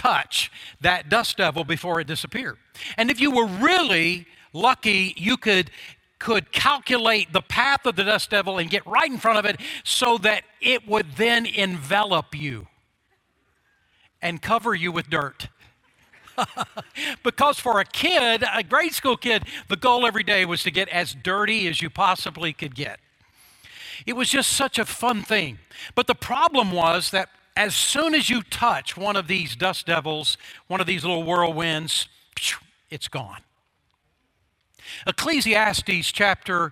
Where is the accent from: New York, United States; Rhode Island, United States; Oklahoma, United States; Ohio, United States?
Oklahoma, United States; When I was a grade schooler growing up in Oklahoma